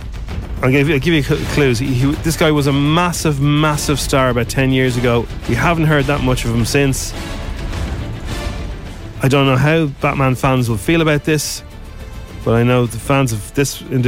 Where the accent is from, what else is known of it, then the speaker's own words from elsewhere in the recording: Dublin, Leinster, Ireland; accent: Dublin; in my strongest Dublin accent